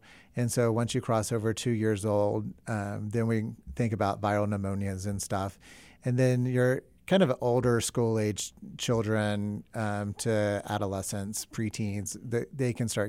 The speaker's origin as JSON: {"language": "English", "region": "the South", "country": "United States", "also_born_or_lived": "New York City", "moved": "yes", "said": "I'm from the South"}